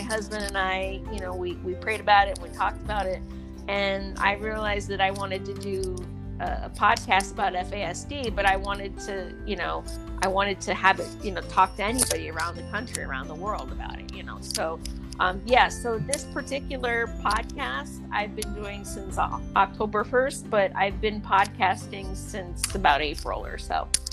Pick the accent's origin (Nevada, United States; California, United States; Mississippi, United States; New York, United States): New York, United States; Dutchess County; also born or lived in Raleigh, North Carolina; now in North Carolina, United States; I'm from Dutchess County, New York